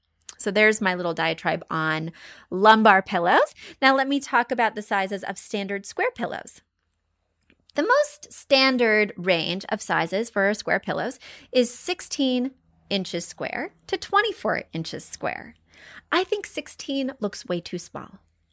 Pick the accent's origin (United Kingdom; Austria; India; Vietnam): India; now in Columbus, United States; I am originally from India and now I live in Columbus, Ohio.